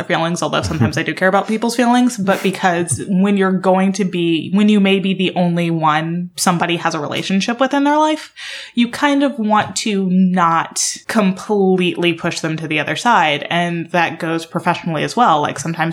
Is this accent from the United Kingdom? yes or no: no; Alabama, United States; moved away; I grew up in Alabama in a town that's kind of an even mix of Black and white